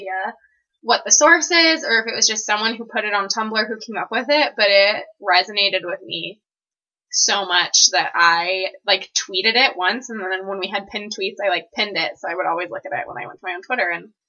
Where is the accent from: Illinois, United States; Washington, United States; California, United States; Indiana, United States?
Washington, United States; Seattle; moved away as an adult; now in Provo, United States; I'm originally from the Seattle area, and I'm about to graduate from BYU